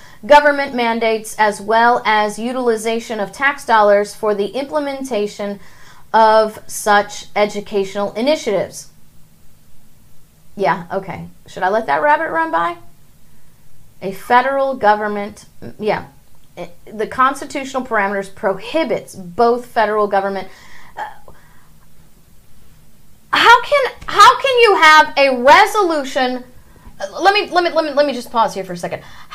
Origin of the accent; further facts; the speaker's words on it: St. Louis, Missouri, United States; I was born in St. Louis